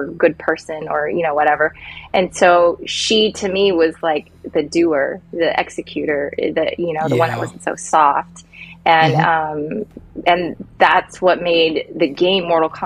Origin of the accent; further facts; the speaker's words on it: Silicon Valley, California, United States; I grew up in the Silicon Valley, so it was very, nerdy, techie, gamey, everything, everybody.